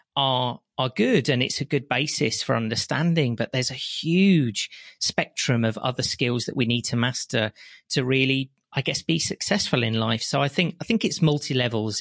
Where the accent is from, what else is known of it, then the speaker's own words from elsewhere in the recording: West Midlands, United Kingdom; I lived in a very small local village, you can probably tell by my accent, in the West Midlands.